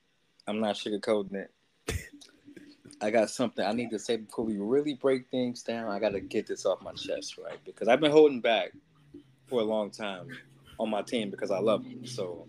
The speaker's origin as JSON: {"language": "English", "town": "Chicago", "region": "Illinois", "country": "United States", "said": "I am a person who hails from the windy city of Chicago. Great city. Being that I'm from Chicago and I'm a diehard Chicago sports fan"}